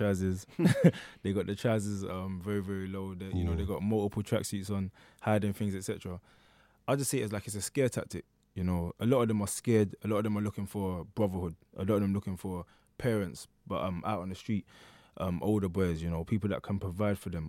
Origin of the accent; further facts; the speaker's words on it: London, United Kingdom; also born or lived in Hackney, London; I was born in Hackney. I would like to say I was raised in Stratford